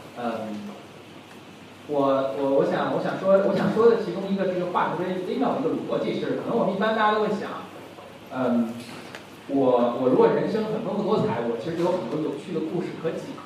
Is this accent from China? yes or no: yes; Beijing, China; 我简单介绍一下自己。我也是北京人